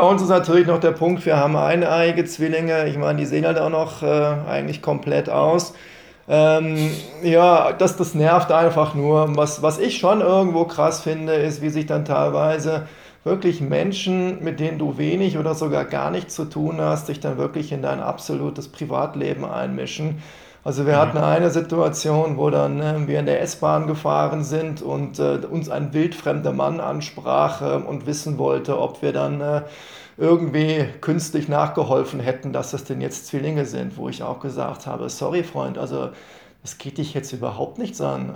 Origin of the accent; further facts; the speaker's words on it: Rhineland, Germany; ich bin ja gebürtiger Rheinländer